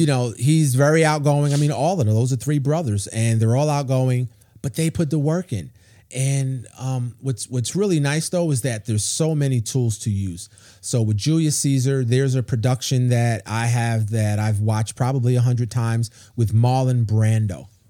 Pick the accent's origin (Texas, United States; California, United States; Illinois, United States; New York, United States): New York, United States; New York City; now in Charlotte, United States; I grew up in New York City